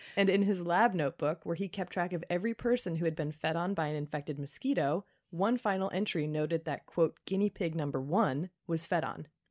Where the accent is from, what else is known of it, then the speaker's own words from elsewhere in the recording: Kentucky, United States; my home state, Kentucky